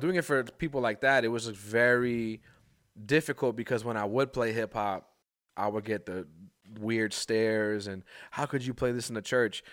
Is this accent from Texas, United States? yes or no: no; New York, United States; growing up in New York, it's like, I'm surrounded by hip hop